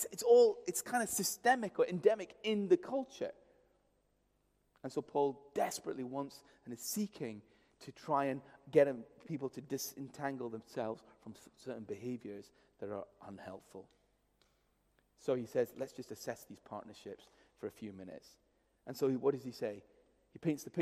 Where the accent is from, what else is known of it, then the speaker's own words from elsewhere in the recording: India; moved away; I grew up in India, which is a Hindu culture in many ways